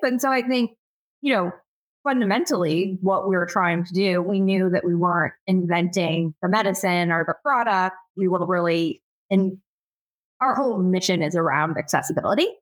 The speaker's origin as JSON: {"language": "English", "region": "Michigan", "country": "United States", "tie": "born or raised there", "said": "I was born and raised in Michigan. Um, and, you know, it's, I'm um, definitely a Midwesterner at heart"}